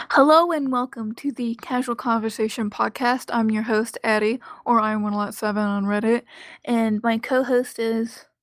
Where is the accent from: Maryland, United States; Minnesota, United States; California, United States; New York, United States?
Maryland, United States; growing up in Maryland.